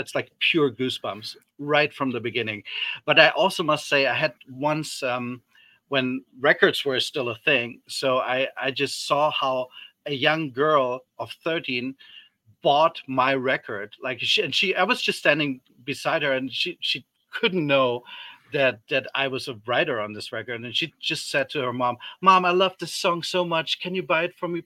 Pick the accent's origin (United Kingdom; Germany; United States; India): Germany; moved away; I grew up in Germany